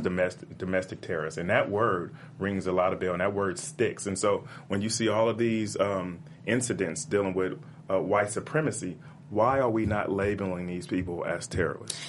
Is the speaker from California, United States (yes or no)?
yes; Compton, California, United States; growing up in Compton